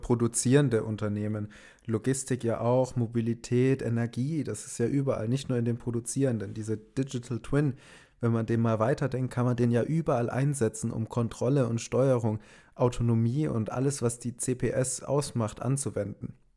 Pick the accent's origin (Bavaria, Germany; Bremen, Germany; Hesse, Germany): Bavaria, Germany; Augsburg; Wir kommen aus Augsburg, da gibt es KUKA